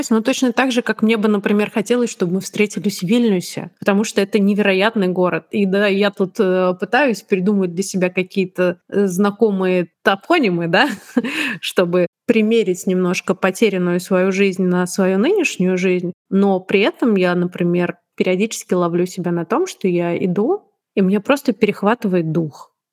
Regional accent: Tashkent, Uzbekistan; born there; also born or lived in Moscow; я же родилась не в Москве, я родилась в Ташкенте.

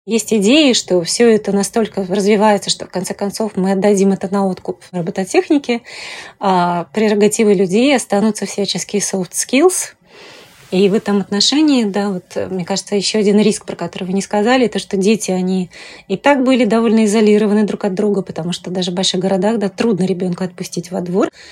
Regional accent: Tashkent, Uzbekistan; now in Moscow, Russia; родилась в Ташкенте. Когда я приехала в Москву

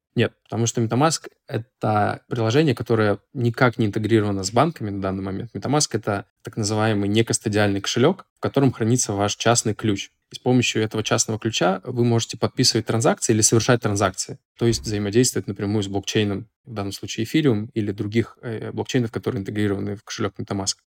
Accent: Saint Petersburg, Russia; я из Санкт-Петербурга

